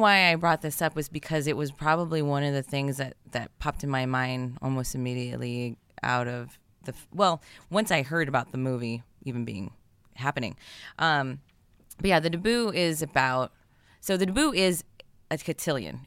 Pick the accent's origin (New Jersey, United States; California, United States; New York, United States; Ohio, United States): California, United States; Bay Area; we were both born in the Bay Area